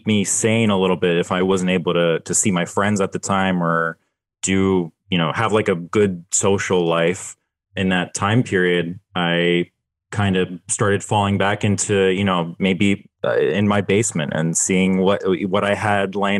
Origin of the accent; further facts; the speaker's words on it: Philadelphia, Pennsylvania, United States; I'm a Philly guy. I'm from Philadelphia